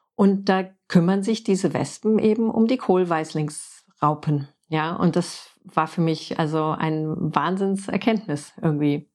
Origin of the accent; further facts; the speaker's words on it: Frankfurt, Hesse, Germany; moved away as an adult; also born or lived in Oklahoma, United States / Florida, United States; als Stadtkind in Frankfurt geboren und aufgewachsen